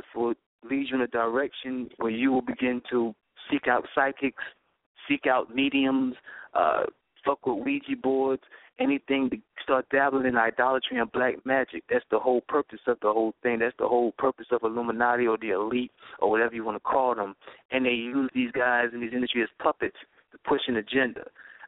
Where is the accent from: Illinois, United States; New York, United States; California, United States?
New York, United States; New York City; now in Atlanta, United States; I'm from Brooklyn, New York, so growing up in New York, it was a melting pot.